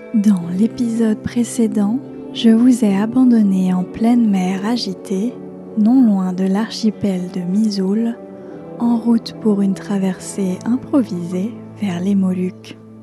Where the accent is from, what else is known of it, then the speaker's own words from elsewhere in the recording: Savoie, Auvergne-Rhône-Alpes, France; moved away; je suis chez moi, en Savoie